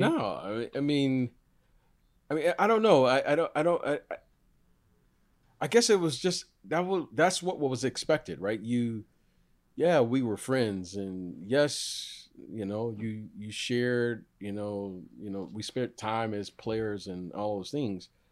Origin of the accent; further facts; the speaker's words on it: Detroit, Michigan, United States; I grew up in Detroit